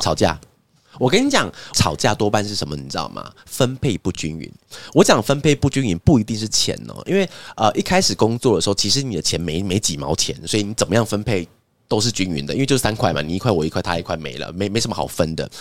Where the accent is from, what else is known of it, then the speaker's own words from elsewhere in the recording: Taiwan; 因为我们是台湾人